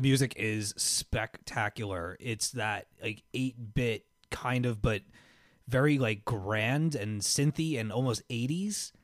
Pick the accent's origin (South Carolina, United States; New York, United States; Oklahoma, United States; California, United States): New York, United States; Miller Place; I grew up on Harrison Avenue in Miller Place, uh, Long Island, New York, right? I lived there for nine and a half years